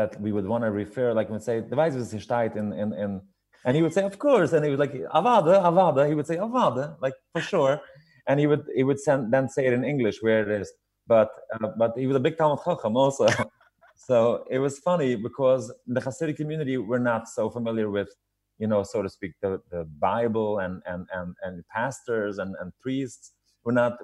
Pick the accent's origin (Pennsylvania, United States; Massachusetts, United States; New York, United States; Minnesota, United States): New York, United States; New York City; I grew up in Williamsburg